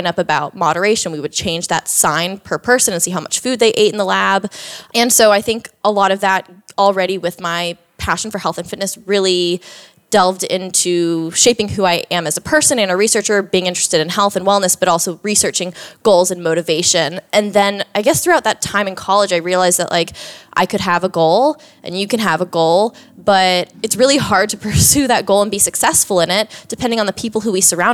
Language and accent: English; Orlando, Florida, United States; moved away as an adult; also born or lived in Georgia; now in Austin, United States; I grew up in Orlando, Florida. That's where I'm originally from